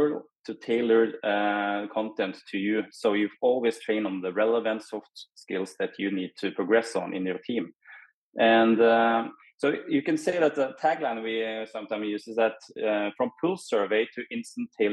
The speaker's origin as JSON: {"language": "English", "country": "Norway", "said": "I'm from Norway."}